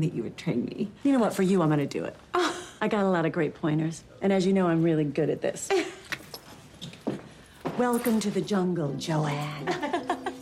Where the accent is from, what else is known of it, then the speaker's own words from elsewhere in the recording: Cleveland, Ohio, United States; my hometown, Cleveland